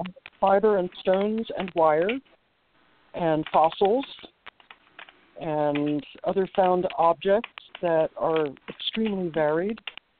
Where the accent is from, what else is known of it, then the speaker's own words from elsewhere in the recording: New Jersey, United States; Suburban New Jersey.